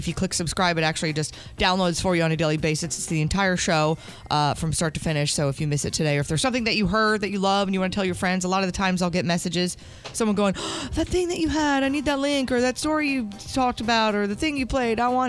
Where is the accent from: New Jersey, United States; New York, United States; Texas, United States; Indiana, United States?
New Jersey, United States; I grew up in New Jersey.